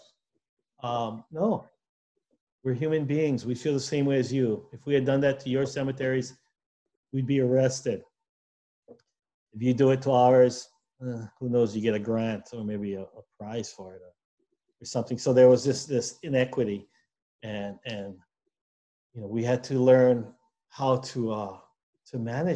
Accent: Hawaii, United States; we as Hawaiian people

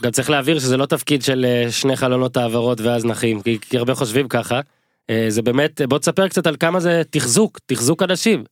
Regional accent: Northern Israel, Israel; גדלתי בצפון

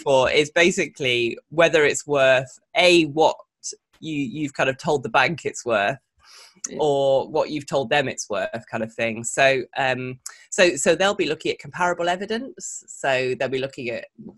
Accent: the Northwest, North West England, United Kingdom; moved away as an adult; also born or lived in London; I grew up in the Northwest, so in a little town

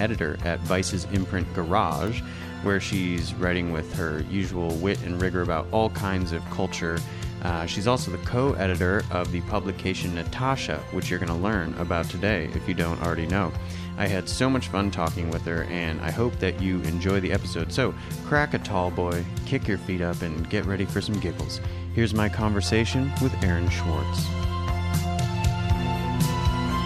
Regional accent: Northern Michigan, United States; moved away; also born or lived in Richmond, Virginia; Northern Michigan, where I grew up.

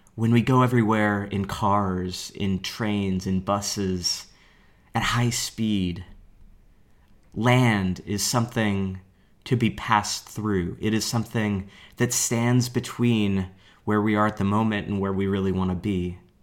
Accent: Portland, Oregon, United States; I'm a teacher from Portland, Oregon

